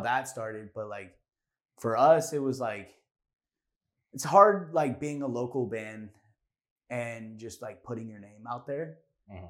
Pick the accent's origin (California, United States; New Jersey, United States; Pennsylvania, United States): California, United States; Orange County; Orange County, we're from Orange County.